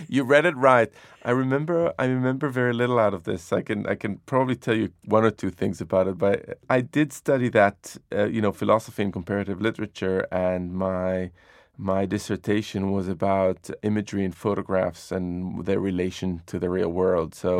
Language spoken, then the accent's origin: English; Jerusalem, Jerusalem District, Israel; When I was growing up in Jerusalem